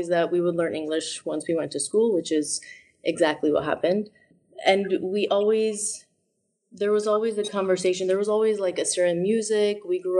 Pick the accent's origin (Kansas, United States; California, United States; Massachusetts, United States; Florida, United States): Massachusetts, United States; Boston; also born or lived in Chicago / Syria; I was born in Chicago. I have three siblings, and my parents are originally from Qamishli in Syria, and they got married and moved to Chicago, so my first three siblings were born there, and then we grew up between Boston and Syria